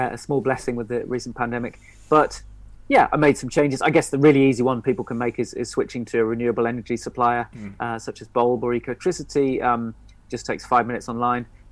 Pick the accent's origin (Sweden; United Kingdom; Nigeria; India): United Kingdom; Stroud, South West England; also born or lived in Nailsworth; I grew up in Stroud and Nailsworth in the Cotswolds